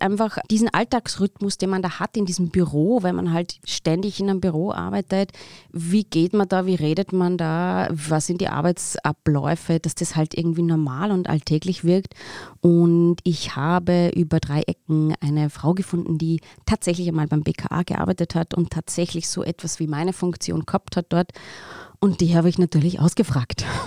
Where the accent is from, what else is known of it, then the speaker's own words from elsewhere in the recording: Pfarrkirchen, Bavaria, Germany; Im Pfarrkirchen, in dem Ort, wo ich aufgewachsen bin